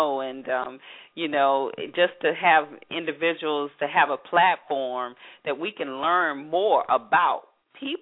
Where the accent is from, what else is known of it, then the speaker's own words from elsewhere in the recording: Atlanta, Georgia, United States; I'm from Atlanta